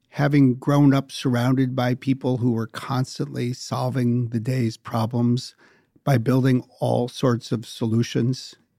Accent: Wisconsin, United States; I grew up in Wisconsin

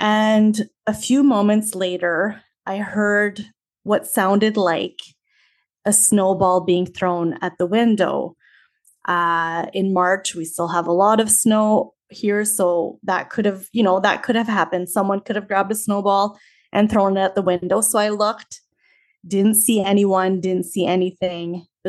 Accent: Canada; also born or lived in Saskatchewan; I am from Canada. I live in the Canadian prairies in the province of Saskatchewan

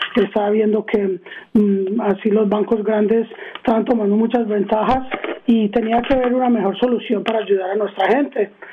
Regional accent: Arizona, United States; born or raised there; also born or lived in Queens, New York / Medellín, Colombia (parents)

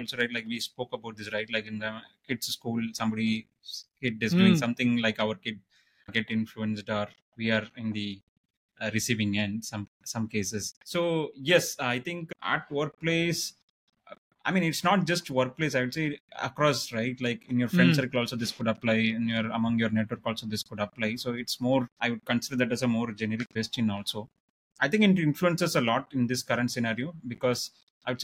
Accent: Madurai, Tamil Nadu, India; I grew up in Gandhi Museum campus in Madurai

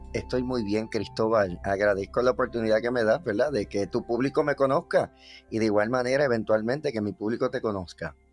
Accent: Bayamón, Puerto Rico; yo soy natural de Bayamón, Puerto Rico, específicamente el barrio Santa Olaya.

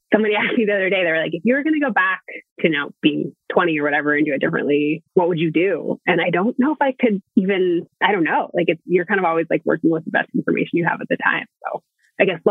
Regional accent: Boston, Massachusetts, United States; I grew up in Boston

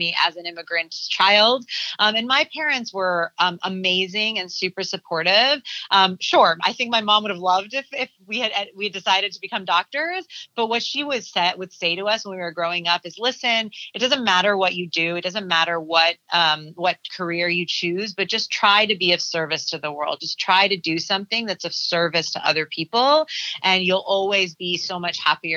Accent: Southern California, United States; I'm born and raised in Southern California, and I am the firstborn child of immigrants

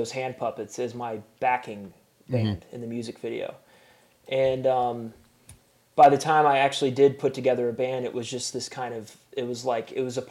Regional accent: Chattanooga, Tennessee, United States; my hometown in Chattanooga

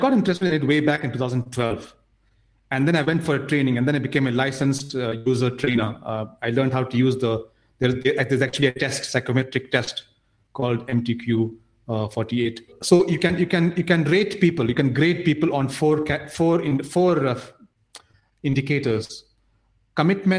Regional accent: Nigeria; also born or lived in India; So I grew up in Nigeria. I didn't grow up in India

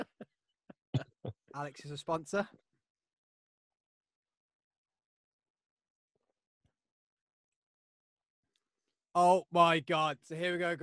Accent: Scotland, United Kingdom; I haven't even got a bit of Irish in me. I'm Scottish

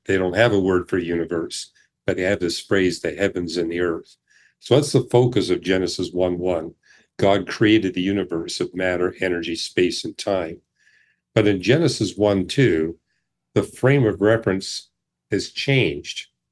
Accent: British Columbia, Canada; I grew up in British Columbia

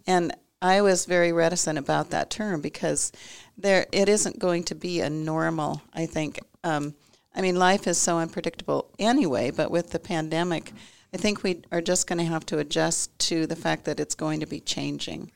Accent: Nebraska, United States; moved away; also born or lived in California; I'm originally from Nebraska, spent twenty-five years in California, and then came back to Nebraska about fifteen years ago to practice.

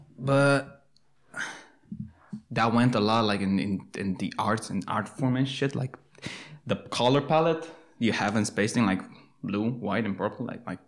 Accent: Arad, Arad County, Romania; moved away as an adult; now in Timișoara, Romania; I'm 25. I'm from Arad, moved to Timișoara in college.

